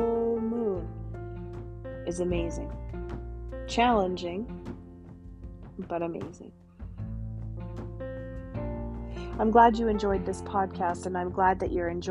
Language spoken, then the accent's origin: English; Canada; I'm your Canadian shaman